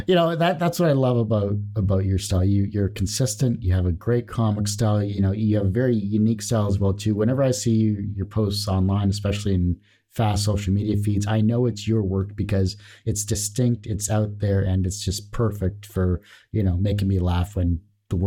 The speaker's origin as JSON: {"language": "English", "country": "Canada", "said": "I apologize in advance because, I am Canadian and all that."}